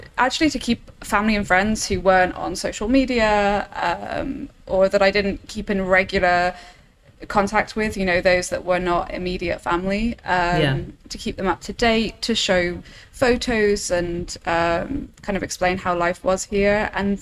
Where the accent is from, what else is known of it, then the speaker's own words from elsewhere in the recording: England, United Kingdom; accent: English; moved away as an adult; now in Germany; So I'm English. Originally, I come from the UK, but I moved to Germany in 2019, kind of the late half of 2019.